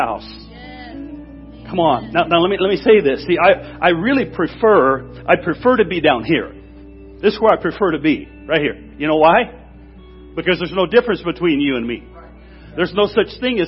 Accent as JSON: {"language": "English", "region": "Washington", "country": "United States", "said": "I'm from Washington State"}